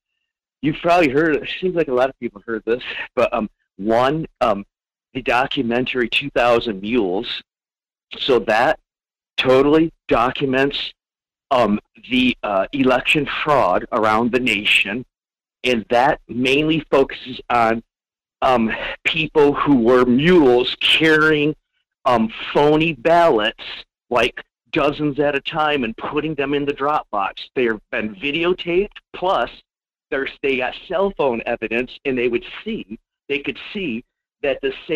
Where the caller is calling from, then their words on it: Fairbanks, Alaska, United States; in Fairbanks.